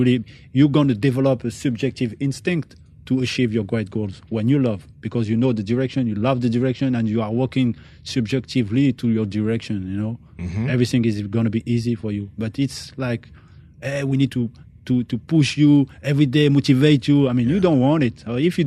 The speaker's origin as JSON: {"language": "English", "country": "France", "tie": "born or raised there", "said": "I'm born in France. Mm. No, my parents, I'm from Algeria"}